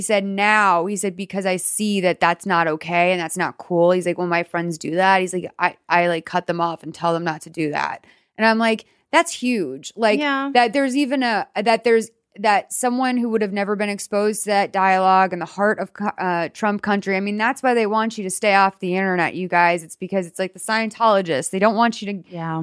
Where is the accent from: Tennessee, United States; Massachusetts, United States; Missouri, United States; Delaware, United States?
Massachusetts, United States; Boston; I'm from Boston